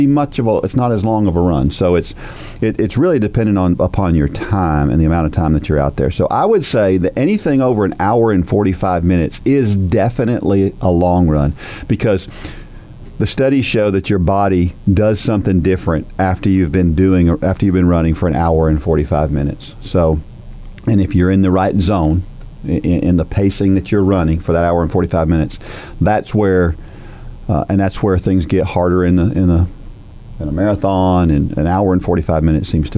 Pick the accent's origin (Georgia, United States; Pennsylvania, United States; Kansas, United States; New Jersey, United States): New Jersey, United States; now in Southern US; I'm from New Jersey. Yeah. I was born in New Jersey